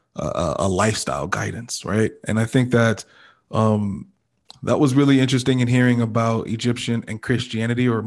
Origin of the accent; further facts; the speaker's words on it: Nigeria; as a Nigerian person